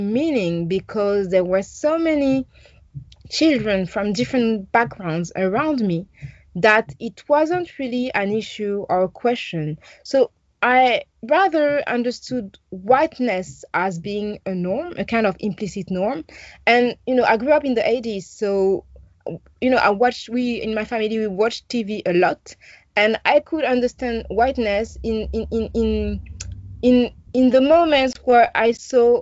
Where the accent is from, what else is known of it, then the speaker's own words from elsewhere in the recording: Paris, Île-de-France, France; I grew up in Paris. I was born in Paris, and I grew up in Paris in the northeast